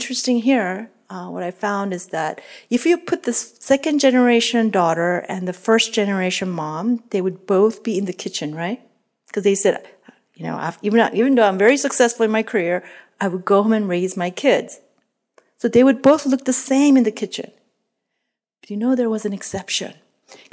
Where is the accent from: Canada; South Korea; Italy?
South Korea; moved away; I grew up in Korea in a traditional home